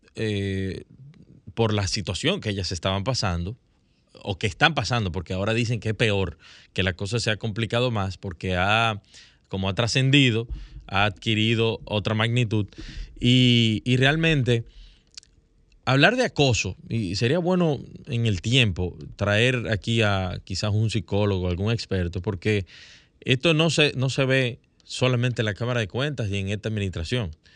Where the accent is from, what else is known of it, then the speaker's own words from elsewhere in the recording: Dominican Republic; como dominicanos